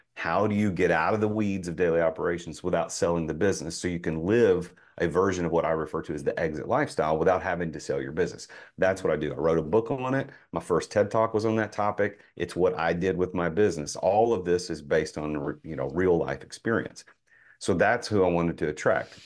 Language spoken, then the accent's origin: English; Nashville, Tennessee, United States; I'm from Nashville